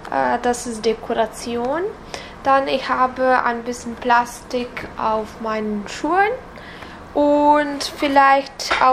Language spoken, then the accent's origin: German; Serbia; German is a second language; Aber so, ich komme aus Serbien und wir trennen leider diese Müll nicht.